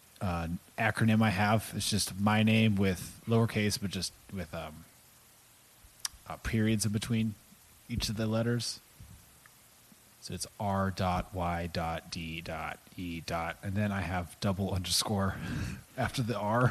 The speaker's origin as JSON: {"language": "English", "town": "San Antonio", "region": "Texas", "country": "United States", "tie": "born or raised there", "also_born_or_lived": "Portland", "said": "I moved here when I was about, was it 10"}